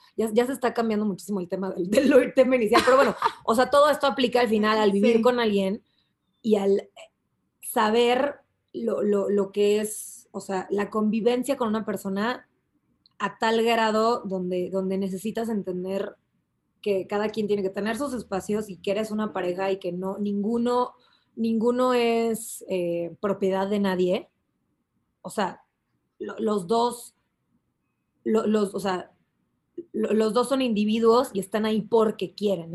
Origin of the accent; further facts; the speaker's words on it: Mexico; aquí como mexicanos